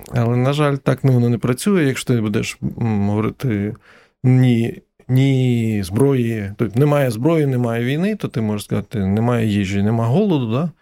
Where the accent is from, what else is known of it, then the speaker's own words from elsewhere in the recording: Ukraine; ми з України